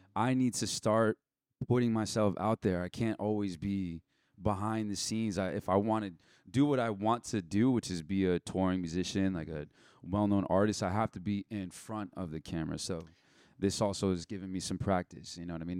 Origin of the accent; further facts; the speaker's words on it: Rancho Santa Margarita, California, United States; I grew up in Rancho Santa Margarita